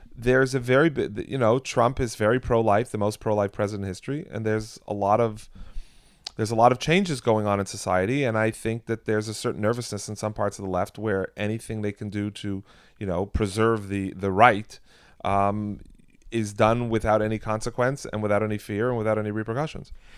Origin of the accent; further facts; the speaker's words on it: Canada; now in United States; I'm American today, but I, I am Canadian. I was born in Canada.